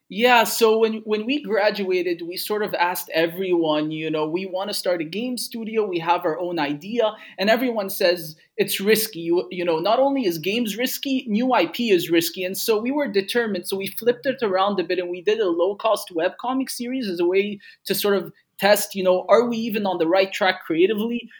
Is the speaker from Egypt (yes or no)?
yes; Egypt; I grew up in Egypt